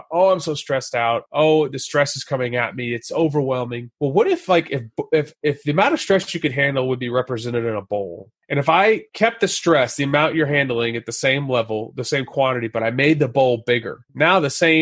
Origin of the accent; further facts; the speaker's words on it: Texas, United States; I grew up in Texas, went to Texas A&M